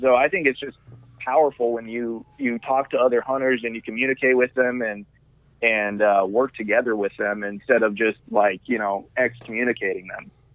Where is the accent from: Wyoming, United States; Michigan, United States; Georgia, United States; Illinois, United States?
Wyoming, United States; now in Arizona, United States; I'm from Wyoming, uh, where I just literally go out my front door and shoot a whitetail with a gun